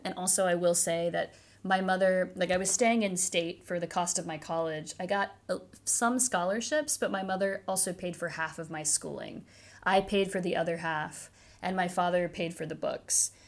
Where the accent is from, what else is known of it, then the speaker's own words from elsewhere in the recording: Cincinnati, Ohio, United States; moved away as an adult; I did spend most of my childhood in a suburb of Cincinnati